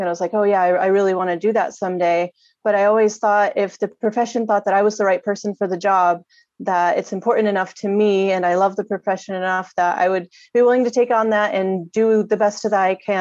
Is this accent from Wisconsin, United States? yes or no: no; New York, United States; moved away as an adult; now in Santa Fe Springs, United States; I'm actually from New York originally, and I came out to California about 11 years ago now